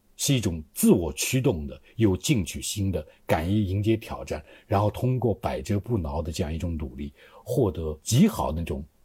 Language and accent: Chinese; China; 我们中国人